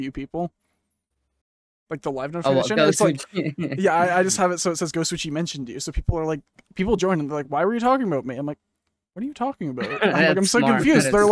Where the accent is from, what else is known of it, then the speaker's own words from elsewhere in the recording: Canada; I'm Canadian